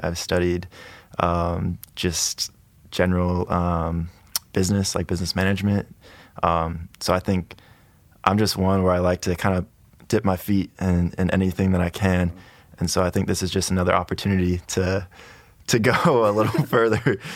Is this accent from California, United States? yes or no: yes; Pleasanton, California, United States; moved away as an adult; also born or lived in Idaho / Atlanta, Georgia; I'm from California. Uh, I was born and raised in Pleasanton. It's in the Bay Area